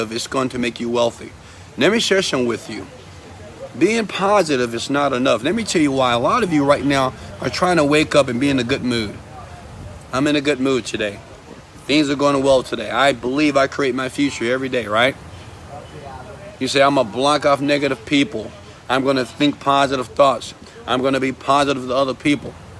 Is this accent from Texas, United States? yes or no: yes; Houston, Texas, United States; I'm from Houston, Texas, I grew up in the partial average community